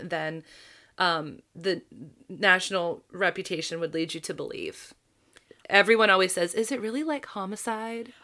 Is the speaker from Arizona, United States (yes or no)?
no; Baltimore, Maryland, United States; my hometown that We are not as scary as our national reputation